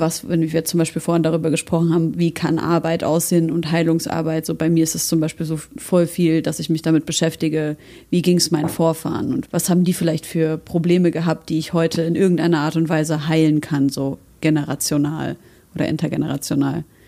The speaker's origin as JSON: {"language": "German", "country": "Syria", "moved": "yes", "said": "wir kommen aus Syrien"}